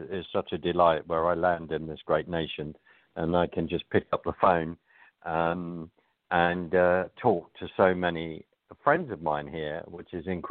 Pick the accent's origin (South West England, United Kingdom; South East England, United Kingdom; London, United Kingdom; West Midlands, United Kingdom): London, United Kingdom; accent: London; I don't have my Texas drawl. I have my London accent, temporarily